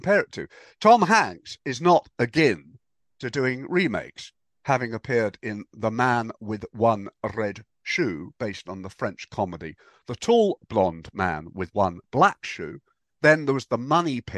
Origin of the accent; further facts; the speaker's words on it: England, United Kingdom; we're English